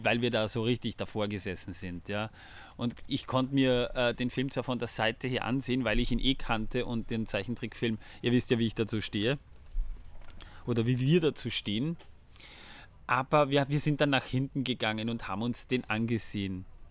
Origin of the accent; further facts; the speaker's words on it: Austria; bei uns in Österreich